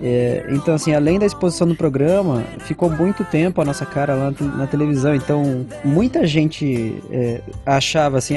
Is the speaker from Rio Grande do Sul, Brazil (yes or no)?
no; Amparo, São Paulo, Brazil; moved away as an adult; now in São Paulo, Brazil; lá na minha cidade natal, sou de uma cidade pequenininha, chama Amparo